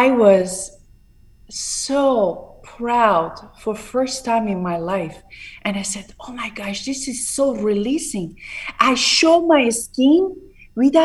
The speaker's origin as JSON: {"language": "English", "town": "Tehran", "region": "Tehran Province", "country": "Iran", "tie": "born or raised there", "second_language": "English", "moved": "as an adult", "lives_now": "Palm Beach, United States", "said": "I was born in a very downtown in Tehran, very Bache Junub Shahr"}